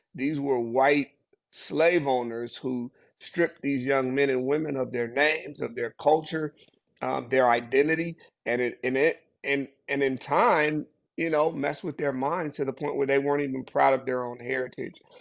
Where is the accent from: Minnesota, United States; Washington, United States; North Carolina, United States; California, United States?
Washington, United States; Seattle; also born or lived in Zimbabwe; I was actually born in Seattle, Washington